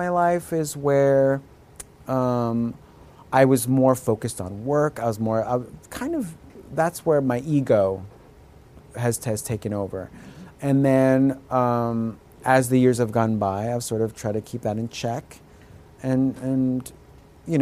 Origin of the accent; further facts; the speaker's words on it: United States; I'm first-generation American